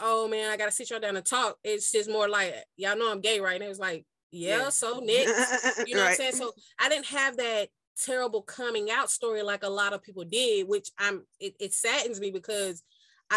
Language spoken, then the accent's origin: English; Chattanooga, Tennessee, United States; I am from Chattanooga, Tennessee.